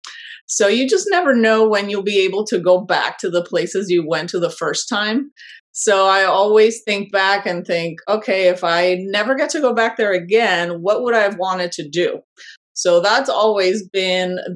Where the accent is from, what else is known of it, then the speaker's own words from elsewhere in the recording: Panama; moved away as an adult; now in United States; I am originally from Panama, born and raised, and I moved abroad at an early age for a short period of time and then moved back to my home country.